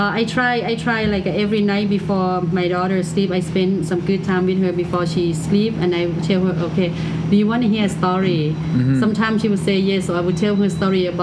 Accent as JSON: {"language": "English", "country": "Thailand", "tie": "born or raised there", "second_language": "English", "moved": "as an adult", "lives_now": "Toronto, Canada", "said": "culture that I grew up in Thailand"}